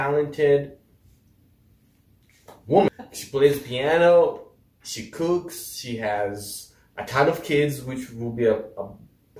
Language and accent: English; Kenya; I'm from Kenya.